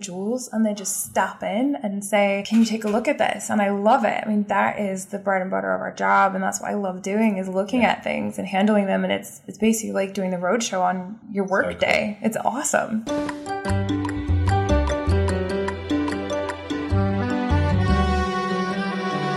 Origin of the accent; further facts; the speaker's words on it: Kansas, United States; now in London, United Kingdom; I'm from Kansas